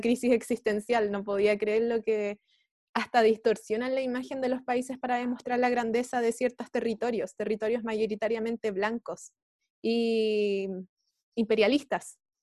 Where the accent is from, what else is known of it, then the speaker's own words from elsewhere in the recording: Chile; nosotros como, como chilenes, chilenos y chilenas